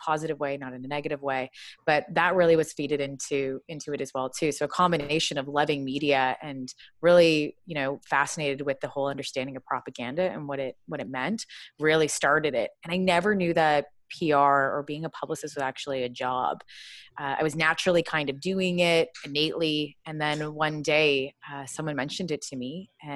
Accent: Kitchener, Ontario, Canada; moved away as an adult; now in Toronto, Canada; I was born in Kitchener, Waterloo, so about an hour outside of Toronto

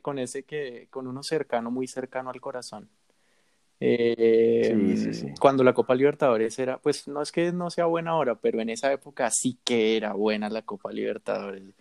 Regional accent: Bogotá, Colombia; yo soy de Bogotá

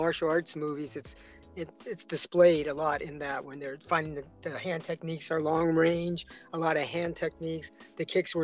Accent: San Francisco, California, United States; I was raised in San Francisco, so it was in the Sunset District

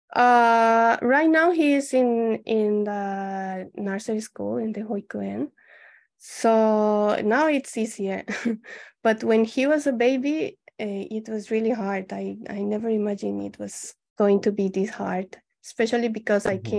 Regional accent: Colombia; moved away as an adult; also born or lived in Mexico; now in Japan; I'm from Colombia. Um, I came to Japan uh, in 2014, eight years ago

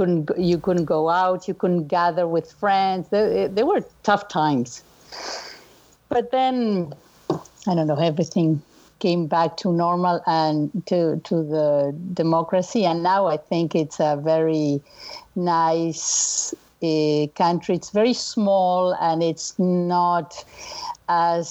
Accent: Montevideo, Uruguay; born or raised there; moved away

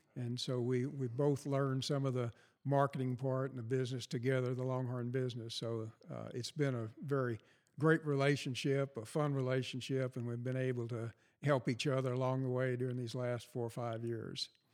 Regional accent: San Antonio, Texas, United States; growing up in San Antonio

